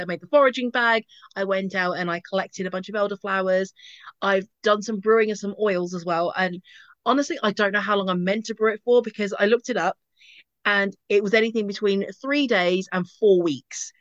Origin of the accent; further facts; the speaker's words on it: Basildon, East of England, United Kingdom; now in Bedfordshire, United Kingdom; I grew up in Basildon